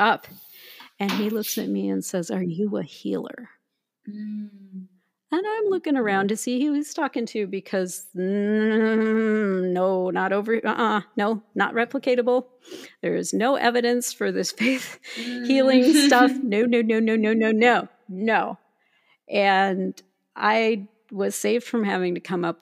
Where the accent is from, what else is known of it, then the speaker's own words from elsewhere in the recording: Minnesota, United States; I was raised in Minnesota